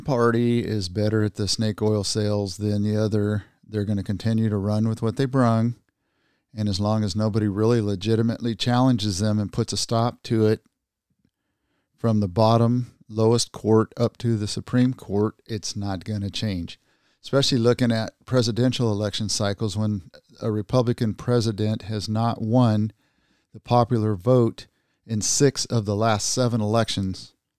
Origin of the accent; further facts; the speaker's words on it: United States; as Americans